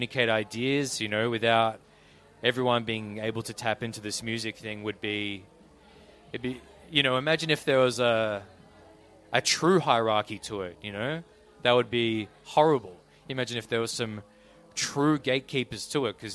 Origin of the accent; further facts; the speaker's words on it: East Gippsland, Victoria, Australia; moved away; I grew up in Kirirap, down deep southeast.